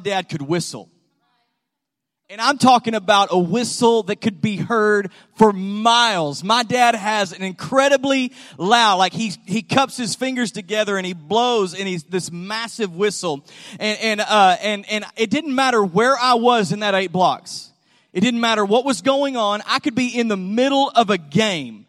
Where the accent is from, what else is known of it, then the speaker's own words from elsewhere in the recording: Graham, Texas, United States; I grew up in Graham, Texas